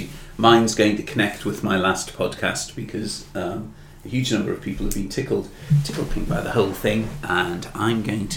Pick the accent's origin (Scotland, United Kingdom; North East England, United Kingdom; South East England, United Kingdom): North East England, United Kingdom; Newcastle; growing up in Newcastle, you see, I've prevented the English being Scots and the Scots being English.